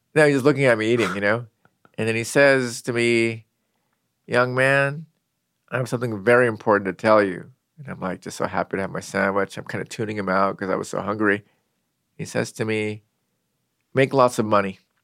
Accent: Seattle, Washington, United States; I grew up in Seattle

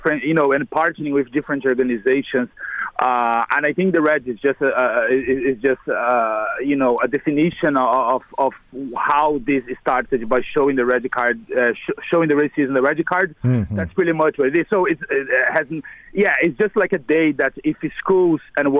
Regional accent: Brazil; moved away as an adult; now in Ireland; I'm originally from Brazil. I came here about 11 years ago

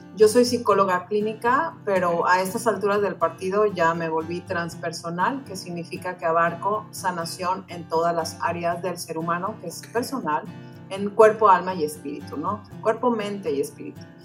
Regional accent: Mexico; moved away as an adult; now in United States; yo soy mexicana, tal cual el Chile, yo he vivido en, Estados Unidos ya por más de 15 años

